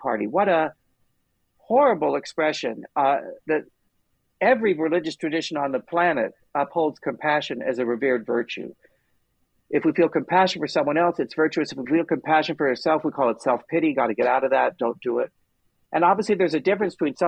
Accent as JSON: {"language": "English", "town": "Long Beach", "region": "California", "country": "United States", "tie": "born or raised there", "said": "I grew up in Long Beach"}